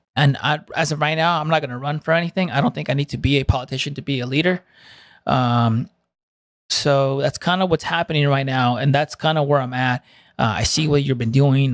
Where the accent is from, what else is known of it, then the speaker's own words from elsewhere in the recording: Santa Ana, California, United States; first language Spanish; English is a second language; moved away as an adult; also born or lived in Fountain Valley, California; right next to Santa Ana, which where I was raised in Toledo, Garden Grove